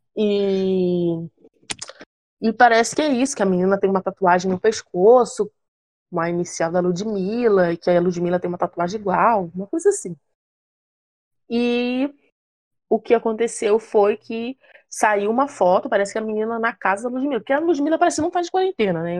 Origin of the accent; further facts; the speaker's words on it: Rio de Janeiro, Brazil; accent: carioca; eu sou carioca